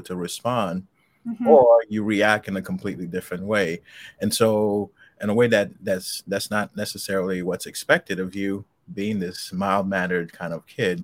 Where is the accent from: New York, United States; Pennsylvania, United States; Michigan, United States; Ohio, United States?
New York, United States; New York City; also born or lived in Haiti; I was born in Haiti, but I grew up, you know, about nine till I was about nine, and then I came to the States and I lived in Jamaica, Queens